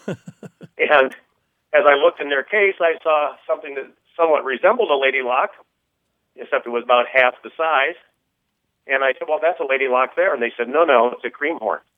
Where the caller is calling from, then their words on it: Council Bluffs, Iowa, United States; also born or lived in Cleveland, Ohio; I'm calling from Council Bluffs, Iowa.